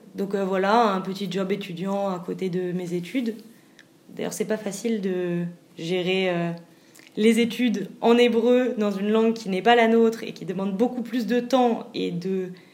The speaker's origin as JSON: {"language": "French", "country": "France", "moved": "yes", "lives_now": "Israel", "said": "quand on est Français"}